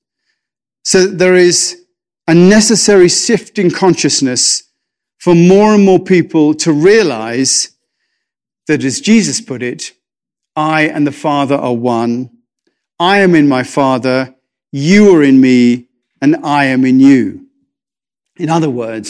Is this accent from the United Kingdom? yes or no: yes; England, United Kingdom; I'm English